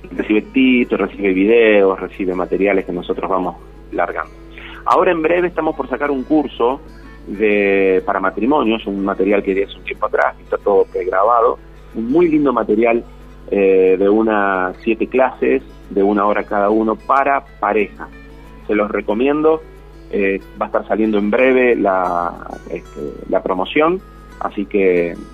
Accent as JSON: {"language": "Spanish", "town": "Rosario", "region": "Santa Fe", "country": "Argentina", "lives_now": "Córdoba, Argentina", "said": "Soy rosarino. Claro."}